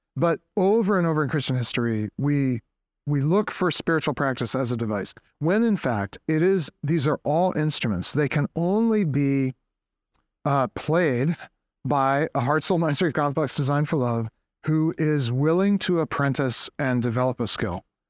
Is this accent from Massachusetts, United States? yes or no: yes; Boston, Massachusetts, United States; I am from Boston, New England